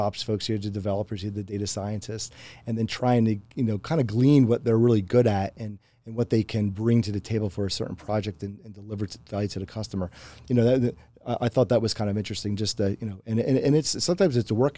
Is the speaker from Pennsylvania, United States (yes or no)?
yes; Pennsylvania, United States; moved away; a lot of folks that I grew up with too in Pennsylvania